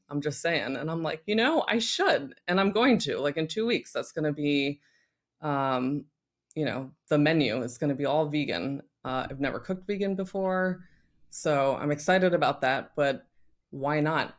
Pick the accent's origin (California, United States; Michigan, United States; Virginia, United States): Virginia, United States; Northern; moved away; also born or lived in Paris; I'm originally from Northern Virginia